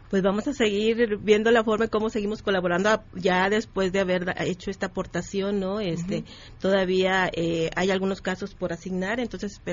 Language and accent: Spanish; Nuevo León, Mexico; moved away; also born or lived in Coahuila; Yo soy originaria de Nuevo León, pero trabajo mucho, desde hace mucho tiempo en Coahuila.